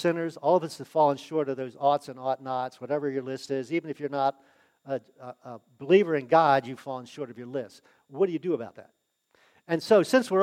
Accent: United States; I was born in the United States

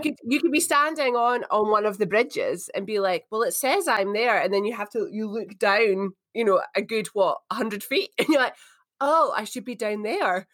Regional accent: Edinburgh, Scotland, United Kingdom; moved away as an adult; also born or lived in St Andrews / Glasgow / Perth, Australia; I grew up in Edinburgh. It's where I was born.

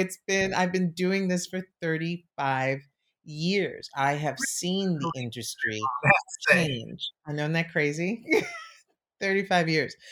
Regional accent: New York City, New York, United States; I grew up in New York City

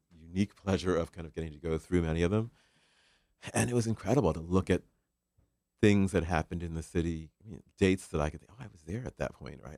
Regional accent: Ohio, United States; now in Connecticut, United States; I'm from Ohio

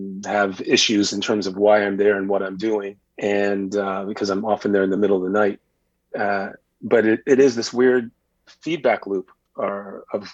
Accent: Illinois, United States; moved away; also born or lived in Boston; I grew up in Illinois

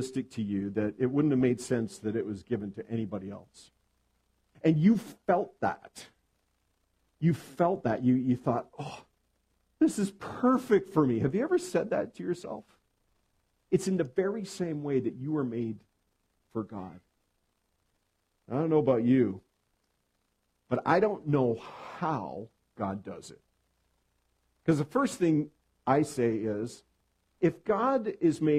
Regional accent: Edmonton, Alberta, Canada; moved away as an adult; now in southern British Columbia, Canada; I'm from Edmonton, Alberta. I was born and raised there, spent the first 30 years of my life

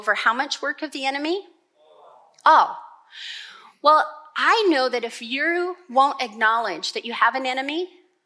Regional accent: Montana, United States; I was born in Montana

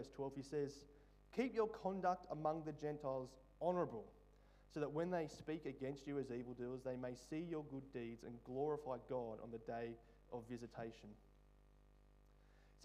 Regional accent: Australia; a part of being an Aussie

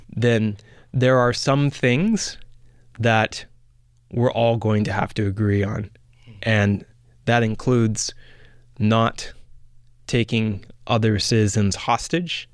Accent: Canada; being a Canadian

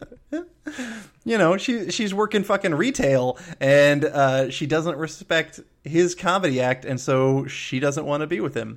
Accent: the South, United States; I'm from the South.

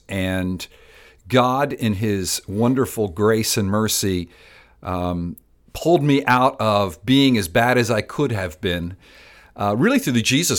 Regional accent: Miami, Florida, United States; I'm Cuban-American. I grew up in Miami, Florida, and love that city. And about 22 years ago, the Lord brought me back to Miami to plant a church, Palm Vista Community Church

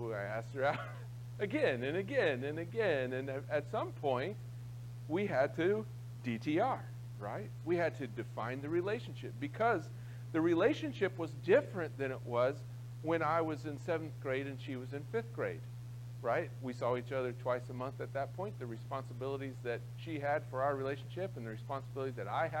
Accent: Croton, Ohio, United States; I grew up in Licking County, out in a little town called Croton.

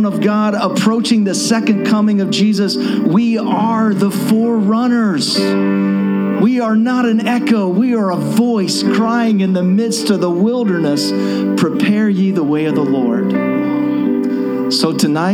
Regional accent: Shreveport, Louisiana, United States; I'm from Shreveport, Louisiana

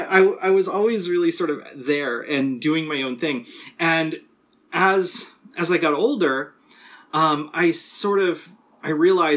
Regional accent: California, United States; also born or lived in Ohio; I grew up mostly in Southern California and in like rural Ohio.

